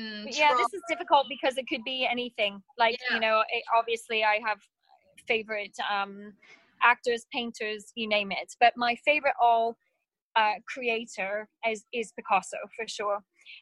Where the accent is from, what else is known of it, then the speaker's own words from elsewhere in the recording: Pennsylvania, United States; born there; Born in Pennsylvania, very close to Pittsburgh in Pennsylvania. But my parents worked for an international charity and we traveled a lot.